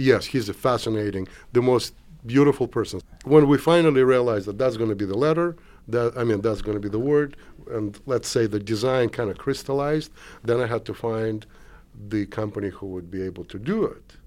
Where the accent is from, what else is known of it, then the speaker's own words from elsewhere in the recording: Moscow, Russia; moved away as an adult; also born or lived in Kazakhstan; now in United States; I was born in Kazakhstan, moved to Moscow, grew up in Moscow, became an artist in Moscow